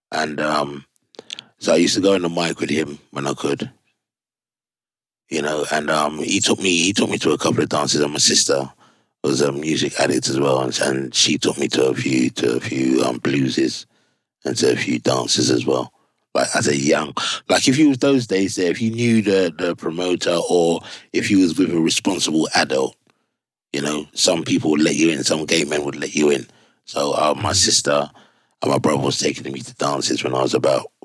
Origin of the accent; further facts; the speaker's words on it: London, United Kingdom; That's when I said to you that you kind of growing up in London, you kind of everywhere else was country